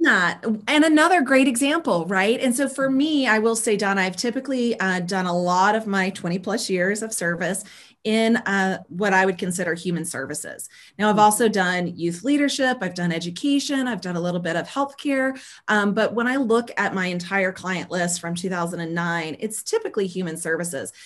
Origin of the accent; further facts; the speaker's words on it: South Carolina, United States; also born or lived in Georgia; I grew up in the South, um, born in Georgia, raised in South Carolina um, I grew up in a really small town